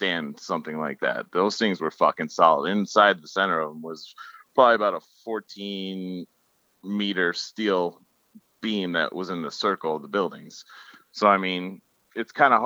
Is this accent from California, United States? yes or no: no; outside of New York, United States; I grew up outside of New York.